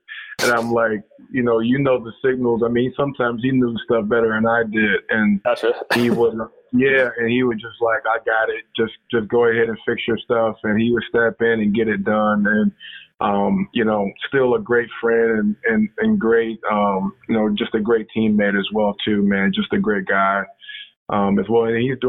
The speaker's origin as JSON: {"language": "English", "region": "Ohio", "country": "United States", "lives_now": "Macomb, United States", "said": "I am from Ohio, but no, I live in Macomb, Michigan."}